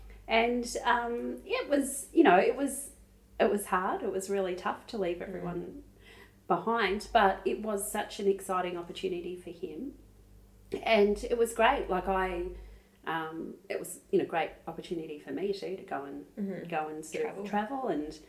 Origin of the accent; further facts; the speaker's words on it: Traralgon, Victoria, Australia; now in Melbourne, Australia; So I was actually living in Melbourne. I was moved from Gippsland, from Traralgon, living in Melbourne for 6 months working at Channel 9.